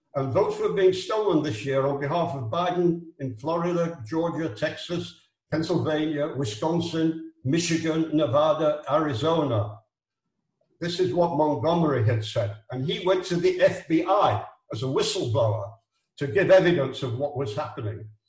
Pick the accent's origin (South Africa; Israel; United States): Israel; I'm from Israel. I'm not an American